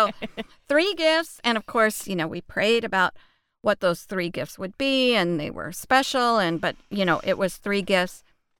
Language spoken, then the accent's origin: English; Texas, United States; We grew up in the Bible Belt of Texas and grew up in church and had a godly mother.